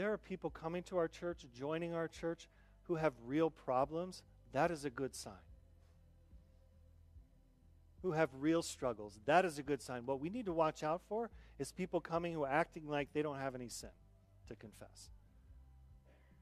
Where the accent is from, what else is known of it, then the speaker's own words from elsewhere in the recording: Southern Arizona, United States; now in South Dakota, United States; I grew up on Mars, or also known as Southern Arizona